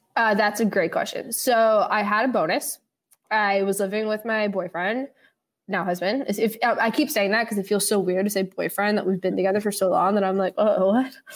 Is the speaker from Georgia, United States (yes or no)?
no; New York City, New York, United States; I grew up in the West Village with my dad